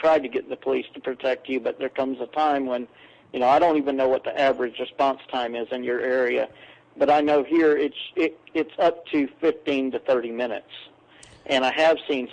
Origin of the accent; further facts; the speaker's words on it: Texas, United States; I'm from Texas